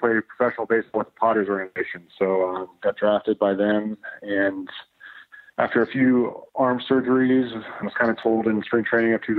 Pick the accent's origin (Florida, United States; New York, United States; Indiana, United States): Indiana, United States; now in Michigan, United States; near where I was born in Indiana